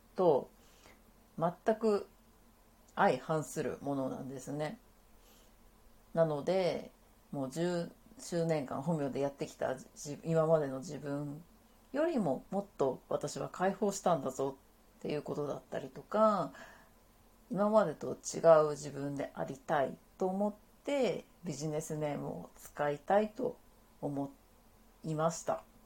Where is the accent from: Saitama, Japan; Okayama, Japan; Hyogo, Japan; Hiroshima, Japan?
Saitama, Japan; also born or lived in Tokyo; 私は、えー、埼玉県出身で生まれも育ちも埼玉です